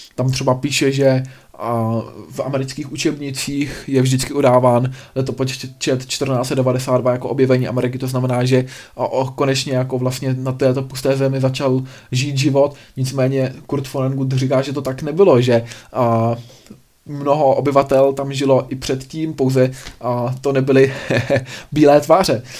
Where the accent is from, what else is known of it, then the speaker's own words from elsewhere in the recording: Czechia; u nás v Čechách